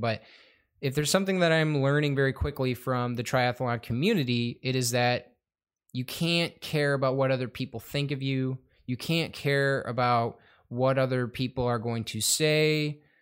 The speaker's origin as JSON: {"language": "English", "town": "Madison Heights", "region": "Michigan", "country": "United States", "said": "I'm from the Madison Heights area, Michigan."}